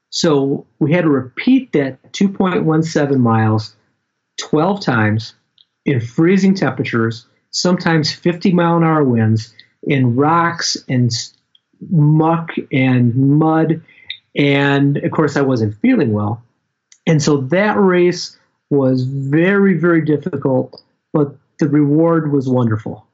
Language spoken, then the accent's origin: English; Michigan, United States; I'm from Michigan